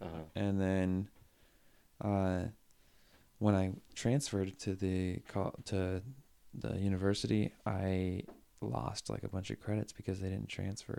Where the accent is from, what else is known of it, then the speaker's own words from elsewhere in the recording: Washington, United States; moved away as an adult; now in California, United States; So I was born in Washington, raised in Washington.